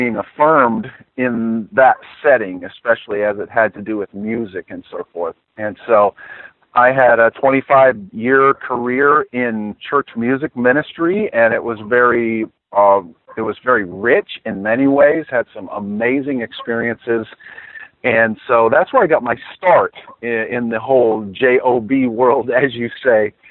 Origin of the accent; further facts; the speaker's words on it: Saginaw, Michigan, United States; I was born in Saginaw, Michigan